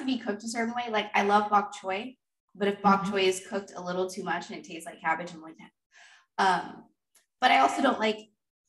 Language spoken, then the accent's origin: English; the South, United States; But growing up in the South, succotash is a thing.